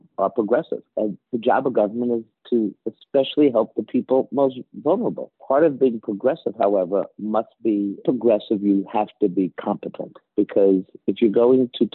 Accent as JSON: {"language": "English", "town": "New York City", "region": "New York", "country": "United States", "tie": "born or raised there", "said": "growing up in Washington Heights back in the day"}